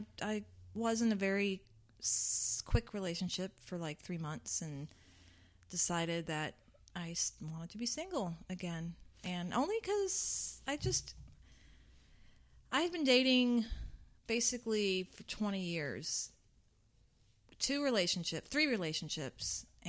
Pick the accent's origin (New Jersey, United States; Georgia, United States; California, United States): Georgia, United States; South; also born or lived in Arizona; My parents and family are from New York, but we... I was born in Arizona, and then we moved to Georgia when I was 5. What part of Georgia? South.